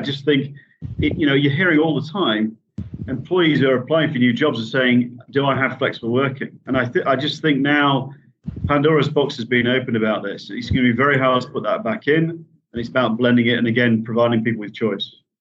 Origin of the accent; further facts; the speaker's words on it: Yorkshire and the Humber, United Kingdom; I'm a Yorkshireman